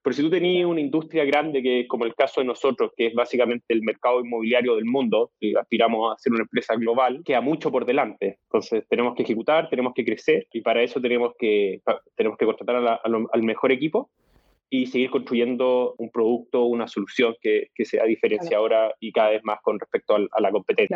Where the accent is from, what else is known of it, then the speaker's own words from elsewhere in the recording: Chile; yo soy chileno, tengo 37 años.